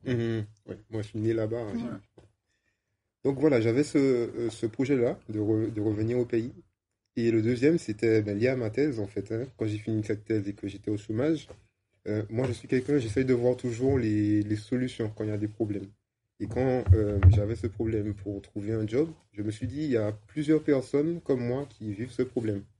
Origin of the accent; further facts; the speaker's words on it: Martinique; moved away; also born or lived in Amsterdam; je suis martiniquais et ça faisait 15 ans que j'étais parti